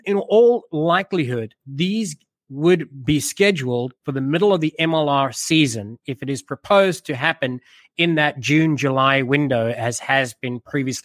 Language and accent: English; South Africa; now in United States; I am South African by nature